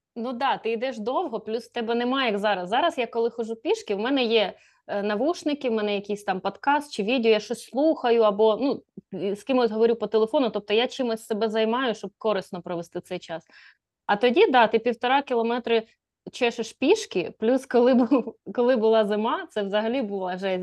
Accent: a village near Poltava, Poltava Oblast, Ukraine; я ходила в школу в Полтаву, бо е, школа в моєму селі тоді вважалась не дуже ок.

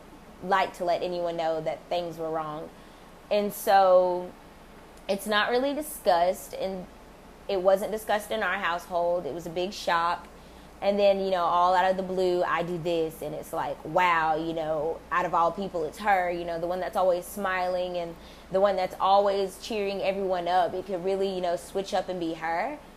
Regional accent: United States; I am African American

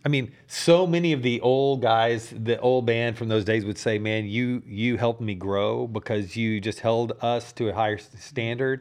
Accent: Dallas, Texas, United States; I grew up over in Dallas

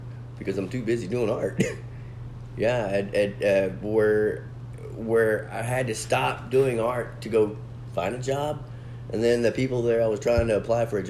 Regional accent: Dallas, Texas, United States; moved away; I'm from Dallas

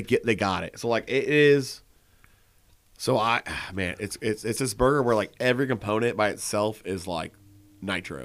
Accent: Columbus, Indiana, United States; I grew up in Columbus. I know the alleyway

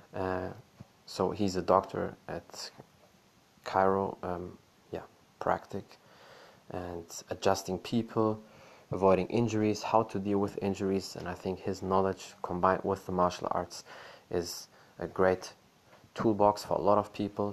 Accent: Germany; I was born and raised in Germany

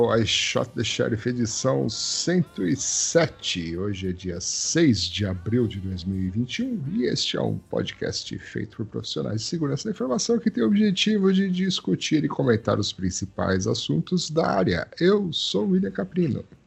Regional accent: Brazil; mas eu sou brasileiro

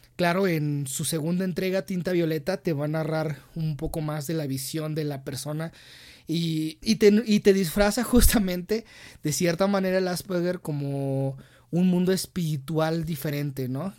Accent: Mexico; como mexicanos

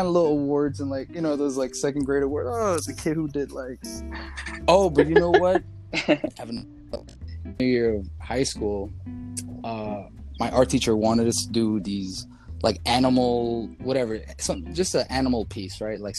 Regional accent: New York City, New York, United States; also born or lived in Los Angeles / Astoria / Jackson Heights; I pretty much grew up in Corona

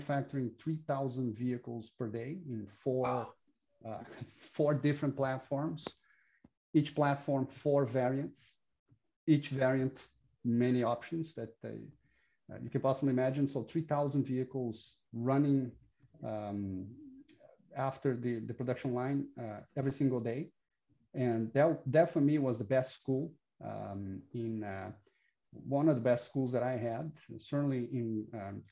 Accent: Brazil; I'm Brazilian, born and raised in Brazil

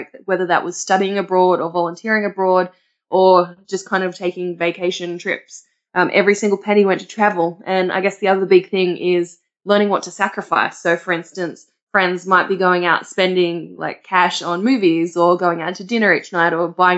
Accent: Australia; I'm from Australia

